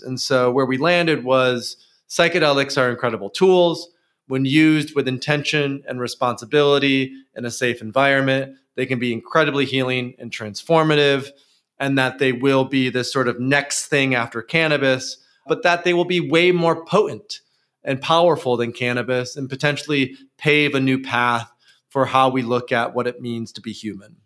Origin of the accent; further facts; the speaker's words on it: near Grand Rapids, West Michigan, United States; West Michigan, and particularly Grand Rapids, which is close to where I grew up